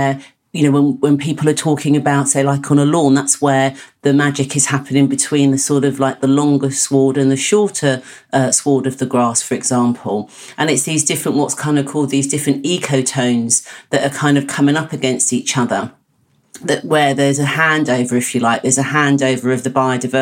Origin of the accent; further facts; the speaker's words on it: Hertfordshire, East of England, United Kingdom; I was brought up in Hertfordshire, which is Greenbelt.